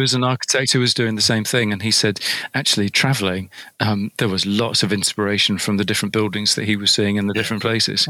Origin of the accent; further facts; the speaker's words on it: United Kingdom; from over here in the UK, and um, we Brits